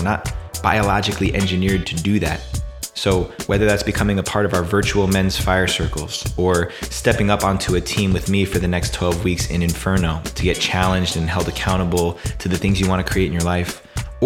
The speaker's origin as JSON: {"language": "English", "region": "East Coast", "country": "United States", "tie": "born or raised there", "moved": "yes", "lives_now": "California, United States", "said": "I grew up on the East Coast where summertime was all about those really intense thunderstorms"}